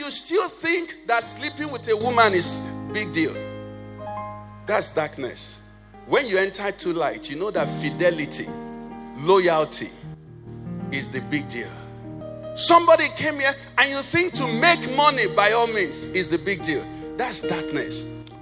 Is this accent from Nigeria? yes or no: yes; Nnewi, Anambra, Nigeria; I'm from Nnewi. We like money. I think Nnewi has the richest people per square meter in the whole of Nigeria